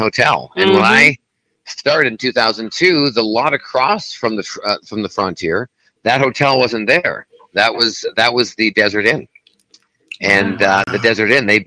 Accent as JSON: {"language": "English", "town": "Vancouver", "region": "British Columbia", "country": "Canada", "tie": "born or raised there", "moved": "yes", "lives_now": "Las Vegas, United States", "said": "my hometown is Vancouver, Canada, British Columbia"}